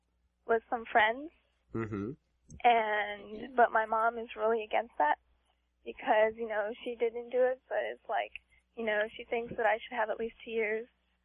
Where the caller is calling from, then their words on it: San Jose, California, United States; San Jose.